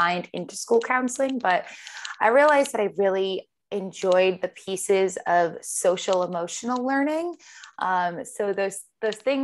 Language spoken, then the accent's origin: English; Rhode Island, United States; moved away as an adult; also born or lived in Boston; now in New York City, United States; I was born and raised in Rhode Island